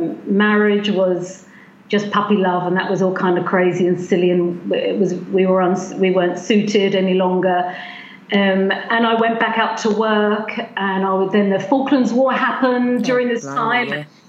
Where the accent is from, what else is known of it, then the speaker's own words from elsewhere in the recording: United States; born there; so I was born in America, and I've always traveled all my life, traveled from one state to another. We immigrated here, and I'm always going back and forth.